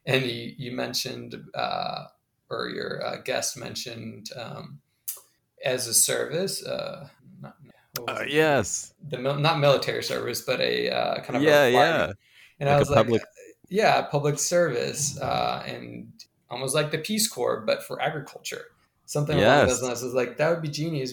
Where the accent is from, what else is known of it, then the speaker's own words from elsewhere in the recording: Colombia; English is a second language; now in United States; I grew up originally in Colombia